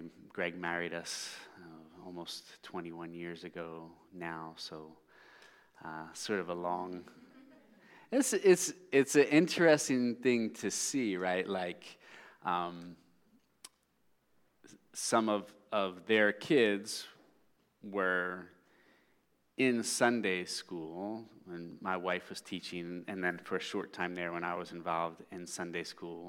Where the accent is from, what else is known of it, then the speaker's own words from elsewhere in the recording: Philadelphia, Pennsylvania, United States; also born or lived in South Carolina; We're back up in the Philadelphia area now, which is where I grew up